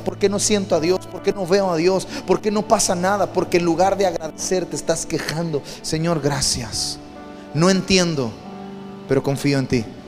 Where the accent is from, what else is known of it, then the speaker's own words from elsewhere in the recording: Campeche, Mexico; Crecí en un barrio en Campeche, en el barrio de San Román.